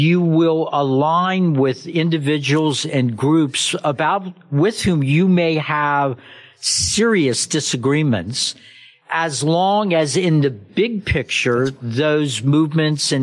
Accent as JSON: {"language": "English", "region": "Kentucky", "country": "United States", "tie": "born or raised there", "said": "growing up in Kentucky"}